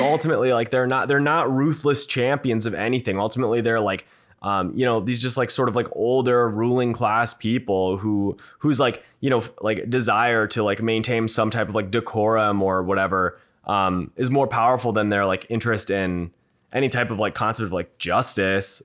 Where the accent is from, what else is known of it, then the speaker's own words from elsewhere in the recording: Minneapolis, Minnesota, United States; I'm a Minnesotan, uh, from Minneapolis